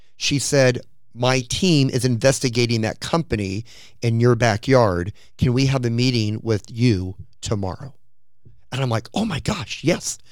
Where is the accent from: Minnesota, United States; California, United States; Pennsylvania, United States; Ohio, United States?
California, United States; Orange County; I'm from Orange County, California